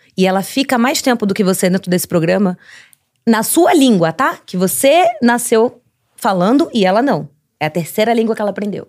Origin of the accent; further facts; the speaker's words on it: Santos, São Paulo, Brazil; moved away as an adult; now in Los Angeles, United States; como eu sou de Santos